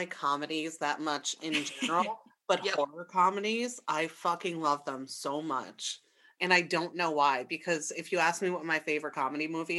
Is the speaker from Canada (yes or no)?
yes; Canada; I like hockey. I'm Canadian.